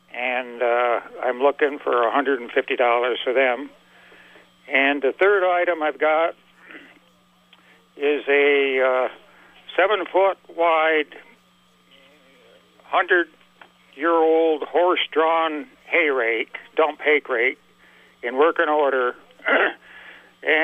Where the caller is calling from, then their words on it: Port Henry, New York, United States; I'm calling from the Port Henry, New York area.